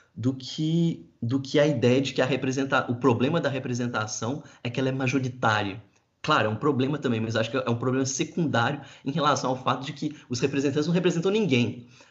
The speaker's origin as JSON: {"language": "Portuguese", "country": "Brazil", "said": "eu sou brasileiro"}